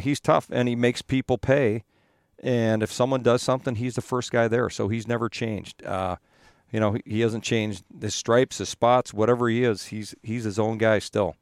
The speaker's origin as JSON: {"language": "English", "town": "Edmonton", "region": "Alberta", "country": "Canada", "tie": "born or raised there", "moved": "yes", "said": "I grew up in Edmonton"}